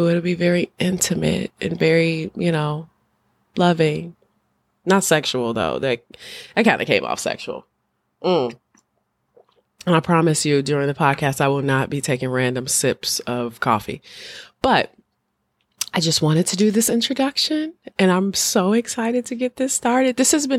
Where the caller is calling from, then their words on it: Chicago, Illinois, United States; I'm speaking from Chicago, one of the greatest cities on the planet.